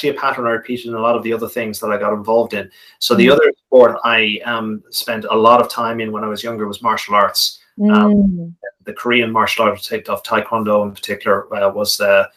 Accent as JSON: {"language": "English", "town": "Malahide", "region": "Leinster", "country": "Ireland", "tie": "born or raised there", "said": "We sailed on an estuary back in my hometown of Malahide, where I grew up in Dublin."}